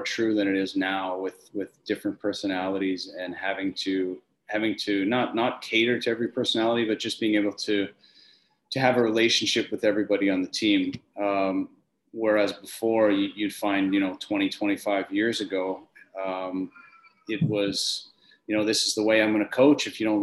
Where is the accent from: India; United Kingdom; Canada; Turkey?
Canada; Wilcox, Saskatchewan; moved away as an adult; also born or lived in Germany / Austria / Switzerland; I grew up in Wilcox, Saskatchewan, which is a famous kind of hockey factory